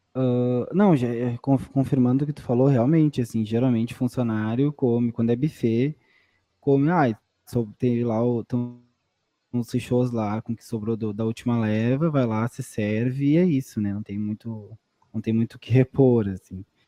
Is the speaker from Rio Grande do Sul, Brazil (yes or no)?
yes; Candiota, Rio Grande do Sul, Brazil; moved away as an adult; also born or lived in Pelotas; Candiota, que é a minha cidade natal também